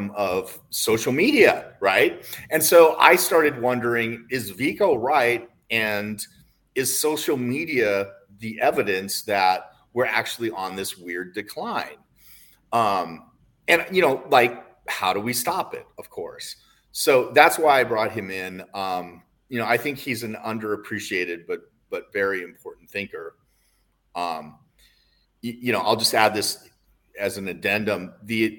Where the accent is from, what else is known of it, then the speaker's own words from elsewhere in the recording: United States; I'm an American